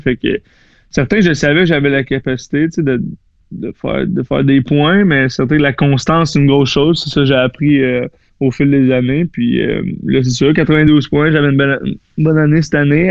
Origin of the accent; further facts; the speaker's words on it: Saint-Jérôme, Quebec, Canada; moved away; also born or lived in Florida; je viens de Saint-Jérôme, j'ai joué pour les Lions de Saint-Jérôme